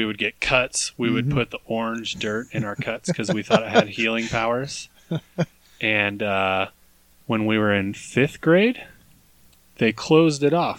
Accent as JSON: {"language": "English", "town": "Sparks", "region": "Nevada", "country": "United States", "tie": "born or raised there", "said": "we grew up in Sparks, Nevada, next to an irrigation ditch that we just called the ditch."}